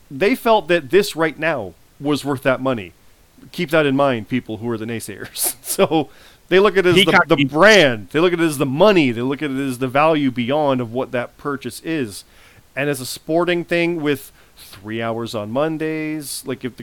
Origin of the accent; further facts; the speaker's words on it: Canada; I'm Canadian